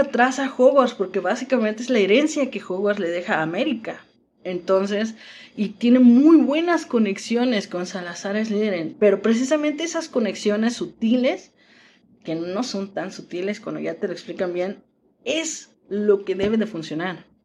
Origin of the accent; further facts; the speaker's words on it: Mexico; las que somos de México